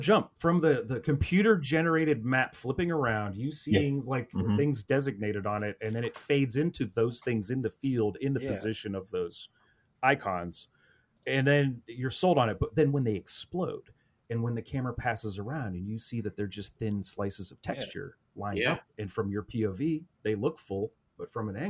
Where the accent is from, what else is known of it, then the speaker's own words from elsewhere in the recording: Midwest, United States; I'm from the Midwest, man. It's Rust Belt.